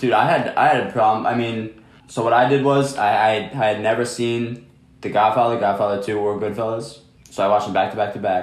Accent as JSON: {"language": "English", "region": "New Jersey", "country": "United States", "said": "We're from Jersey"}